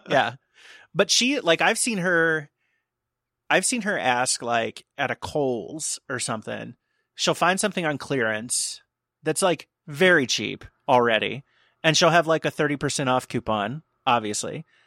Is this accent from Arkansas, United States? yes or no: no; outside of Cincinnati, Ohio, United States; I had a show that I produced in my hometown outside of Cincinnati